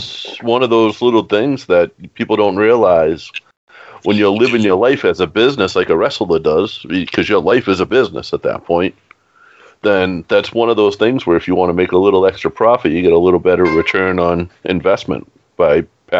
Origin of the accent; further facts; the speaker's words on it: Boston, Massachusetts, United States; accent: Boston; my Boston accent.